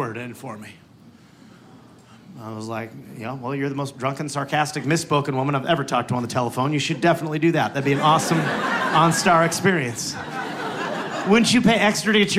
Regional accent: Wisconsin, United States; moved away; also born or lived in Los Angeles; where I was born in Wisconsin

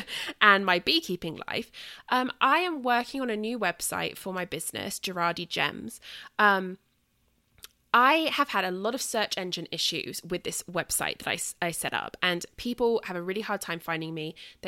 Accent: southern England, United Kingdom; accent: British Southern; So I will be back here in 2 weeks, nattering on at you in my British Southern accent

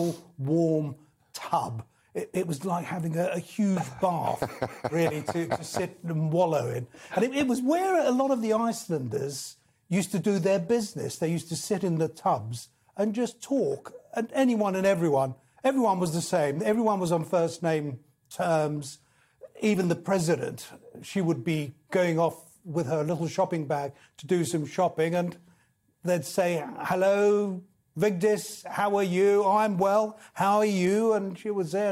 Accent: England, United Kingdom; everything that's made me has been England, really. Yeah. Where I've grown up, gone to school, studied here

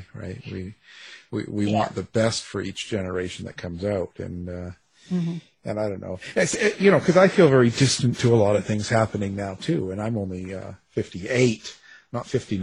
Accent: Canada; I'm Canadian.

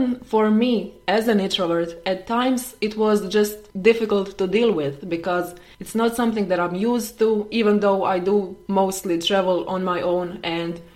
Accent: Croatia; I am from Croatia.

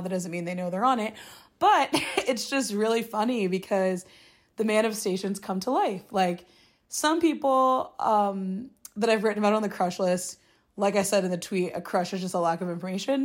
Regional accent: Midwest, United States; now in New York City, United States; being single as a Midwesterner who's, like, friends from home or mostly married or engaged

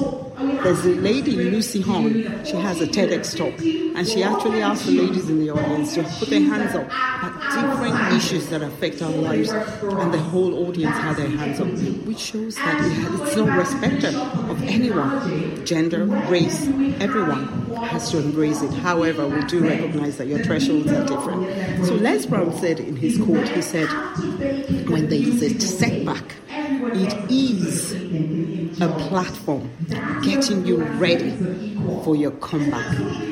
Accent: Ireland; born there; I was born in Ireland in the 60s, and I came back, relocated back to Ireland to live with my family.

